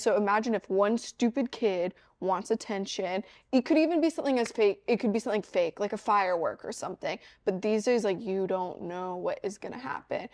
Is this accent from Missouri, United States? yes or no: yes; Missouri, United States; I'm from Missouri